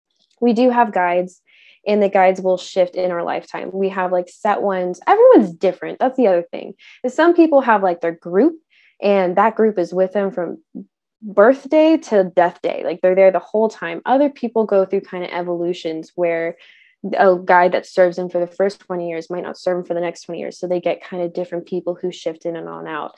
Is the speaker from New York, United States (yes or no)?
no; Southern California, United States; now in Northern Washington, United States; I'm currently located in Northern Washington. I'm from Southern California.